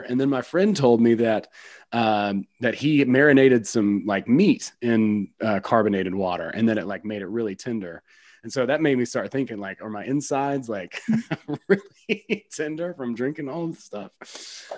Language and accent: English; West Georgia, United States; I grew up in West Georgia.